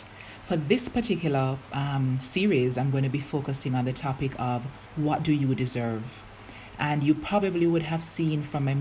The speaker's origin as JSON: {"language": "English", "country": "Jamaica", "said": "I'm Jamaican"}